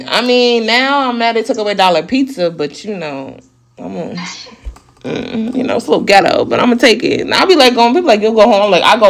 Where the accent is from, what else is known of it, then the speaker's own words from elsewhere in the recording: New York, United States; moved away; I drive everywhere and I'm from New York.